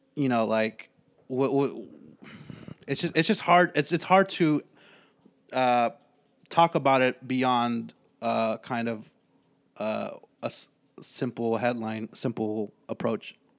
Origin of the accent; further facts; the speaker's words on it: San Francisco, California, United States; my family moved here when I was three. Yeah, to San Francisco